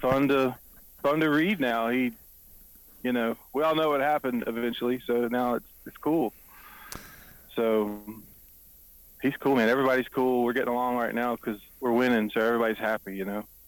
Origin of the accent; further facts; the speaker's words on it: the Triangle, North Carolina, United States; also born or lived in Greenville, North Carolina; I grew up in the Triangle.